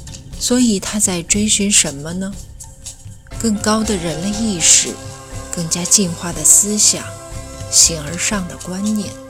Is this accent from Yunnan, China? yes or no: no; Inner Mongolia, China; 在我的家乡内蒙古，骏马都是驰骋在草原上。